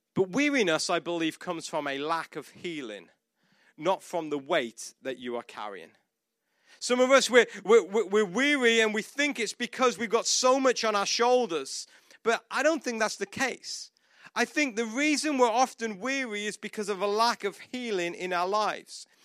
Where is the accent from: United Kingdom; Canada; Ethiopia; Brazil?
United Kingdom; moved away as an adult; I'm not Australian, I'm not South African, I'm, I'm British